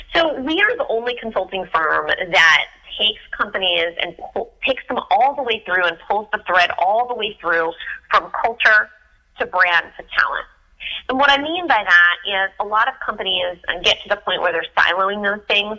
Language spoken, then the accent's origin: English; Philadelphia, Pennsylvania, United States; now in Washington, D.C., United States; I'm originally from from Philadelphia